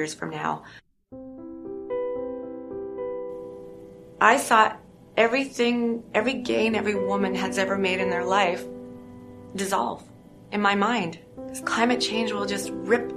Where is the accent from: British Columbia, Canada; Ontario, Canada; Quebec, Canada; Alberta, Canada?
Ontario, Canada; Niagara Falls; now in Toronto, Canada; I grew up in Niagara Falls. That's Niagara Falls, Canada.